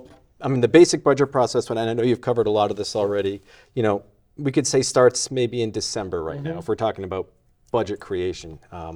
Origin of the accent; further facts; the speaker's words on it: Shrewsbury, Massachusetts, United States; also born or lived in Worcester; But I was born in Worcester and was raised in Shrewsbury. So I didn't even have to, like, convince my wife to come back here.